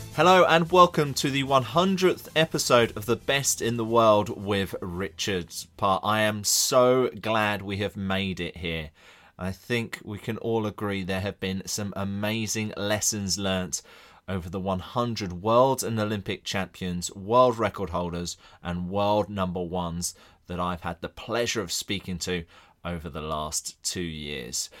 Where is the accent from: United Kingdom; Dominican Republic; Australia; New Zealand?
United Kingdom; England; I'm English here